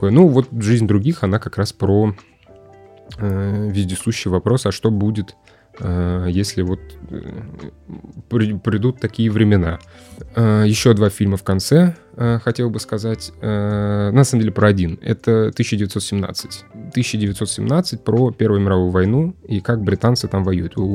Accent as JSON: {"language": "Russian", "country": "Russia", "said": "А, скажите, пожалуйста, я просто сам из Руси."}